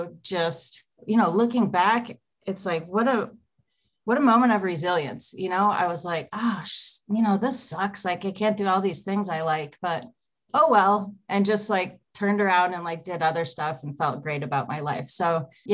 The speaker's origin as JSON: {"language": "English", "town": "Naples", "region": "Florida", "country": "United States", "tie": "born or raised there", "moved": "as an adult", "said": "I grew up in Naples, small town in Florida"}